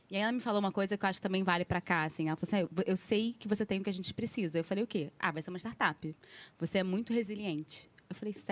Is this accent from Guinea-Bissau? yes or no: no; Rio de Janeiro, Brazil; now in São Paulo, Brazil; Ainda mais que eu saí do Rio e fui pra São Paulo.